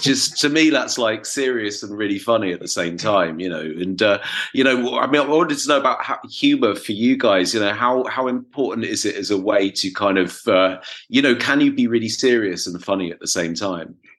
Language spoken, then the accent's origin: English; England, United Kingdom; moved away as an adult; now in Berlin, Germany; being English